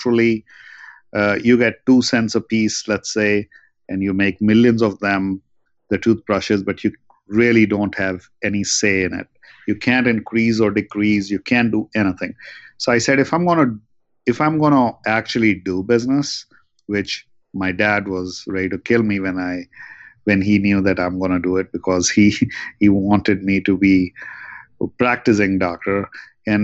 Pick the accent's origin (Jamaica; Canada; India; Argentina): India; New Delhi, Delhi; also born or lived in Russia / New York, United States; now in Los Angeles, United States; Interestingly enough, you might have heard that I am originally from New Delhi and I went to Russia. From Russia, I came to New York and to Los Angeles.